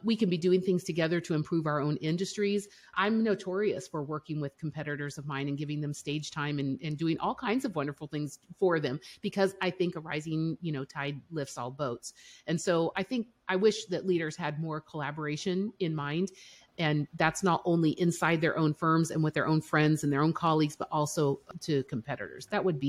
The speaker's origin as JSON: {"language": "English", "region": "Colorado", "country": "United States", "also_born_or_lived": "Europe", "lives_now": "Missouri, United States", "said": "Well, Okay, so we're based in Missouri, but I'm from Colorado and I grew up in Europe."}